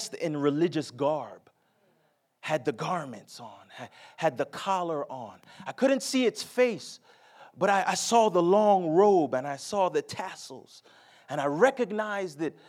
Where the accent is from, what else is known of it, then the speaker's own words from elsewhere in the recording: New Jersey, United States; moved away as an adult; now in the South, United States; I'm born and raised in New Jersey